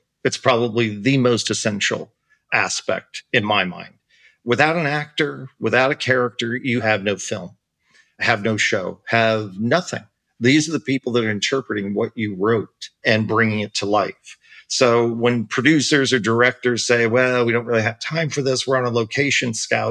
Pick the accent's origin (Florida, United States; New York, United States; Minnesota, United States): Florida, United States; I'm from Florida